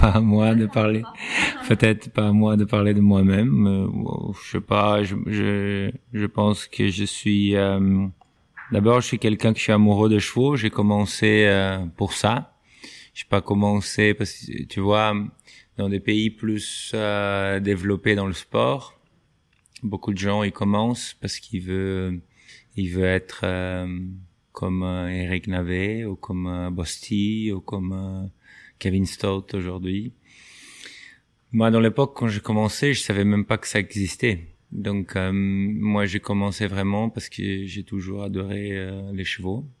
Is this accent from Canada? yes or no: no; southern Brazil, Brazil; French is a second language; moved away as an adult; also born or lived in United States; now in France; je viens dans une petite ville du Brésil où au début, il n'y avait même pas l'équitation